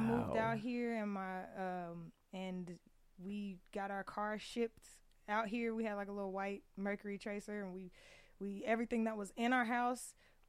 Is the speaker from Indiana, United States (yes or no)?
yes; Indianapolis, Indiana, United States; moved away as an adult; also born or lived in Hazelhurst, Georgia; now in Las Vegas, United States; I was born in Hazelhurst, Georgia, and grew up in Indianapolis, Indiana.